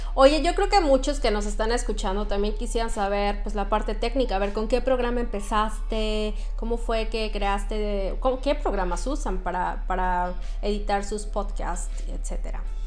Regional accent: Mexico; moved away as an adult; now in Sweden; somos orgullosamente mexicanos rompiéndola en los países nórdicos

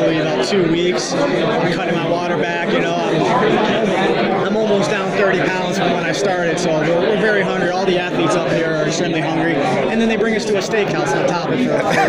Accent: Florida, United States; now in Crystal Lake, United States; I grew up down in Florida

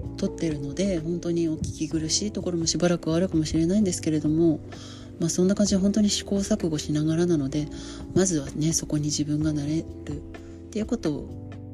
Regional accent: Hamamatsu, Shizuoka, Japan; 出身地は静岡県の浜松市

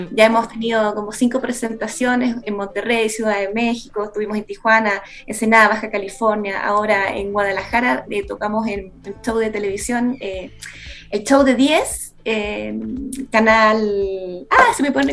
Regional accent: San Bernardo, Santiago Metropolitan Region, Chile; nací en San Bernardo, es una comuna en el sector de Santiago y la verdad es que ahí yo hice grandes amigos

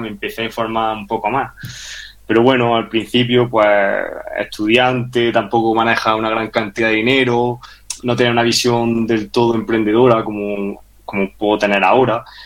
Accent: Granada, Andalusia, Spain; moved away as an adult; also born or lived in Madrid; yo soy también de Granada, me fui a estudiar a Madrid Ingeniería Industrial

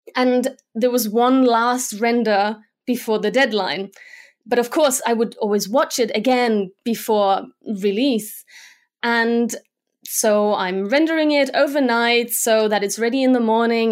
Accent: Germany; first language Slovak; English is a second language; moved away as an adult; also born or lived in Slovakia / United Kingdom; now in Munich, Germany; we moved to Germany, and I grew up there

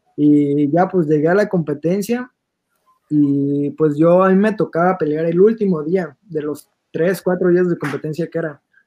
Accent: Mexico; nosotros que somos de Moducuan

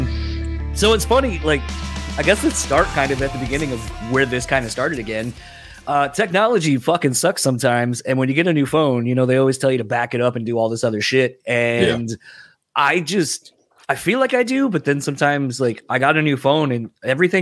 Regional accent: East Coast, United States; I'm originally from the East Coast

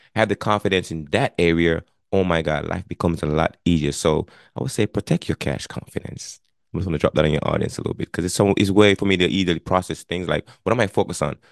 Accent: Jamaica; moved away as an adult; now in Connecticut, United States; I was born and raised in Jamaica. I immigrated to the United States back in nineteen ninety-eight.

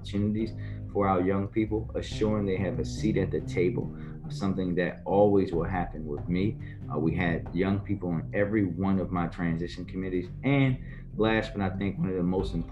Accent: Baltimore, Maryland, United States; Born and raised. Baltimore born, Baltimore bred

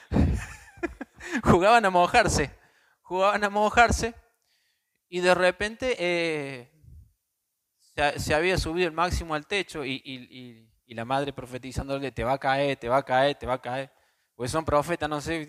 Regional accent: Córdoba, Argentina

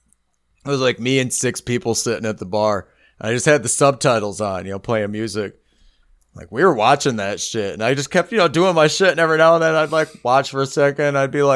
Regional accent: Canada; We're Canadian, eh?

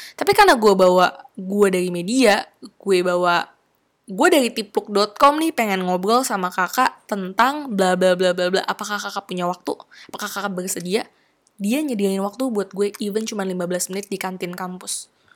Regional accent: Cirebon, West Java, Indonesia; moved away; bawaan gue dari Cirebon

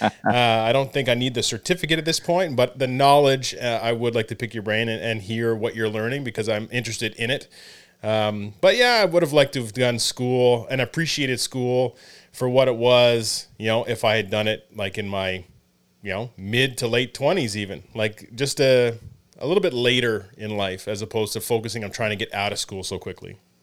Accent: Canada; moved away as an adult; also born or lived in Hamilton, New York (Colgate University); being a Canadian

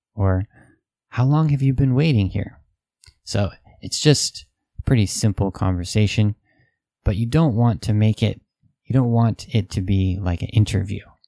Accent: United States; Western people, especially American people

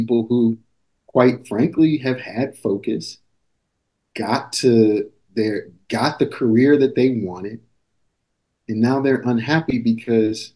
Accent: Maryland, United States; moved away; I grew up in Maryland

